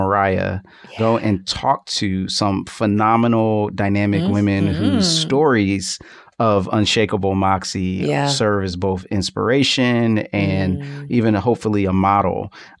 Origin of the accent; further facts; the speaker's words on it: Philadelphia, Pennsylvania, United States; I'm from Philly. North Philly still has burnt out buildings that date back to 1968 as a reaction of the King assassination.